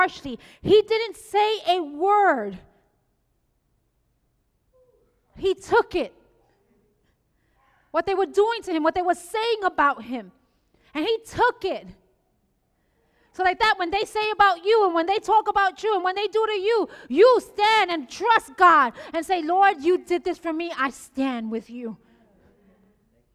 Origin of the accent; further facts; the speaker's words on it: New York City, New York, United States; I'm a Boricua from the Bronx